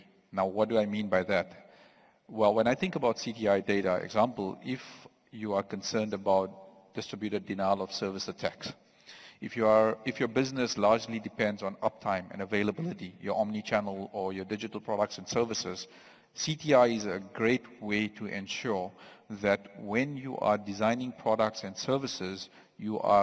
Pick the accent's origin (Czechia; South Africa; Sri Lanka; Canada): South Africa; I am from South Africa itself.